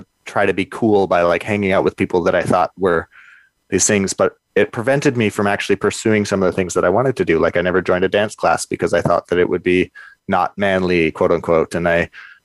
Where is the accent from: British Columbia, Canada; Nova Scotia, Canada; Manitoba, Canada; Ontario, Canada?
British Columbia, Canada; Kelowna; I grew up in Kelowna in the Okanagan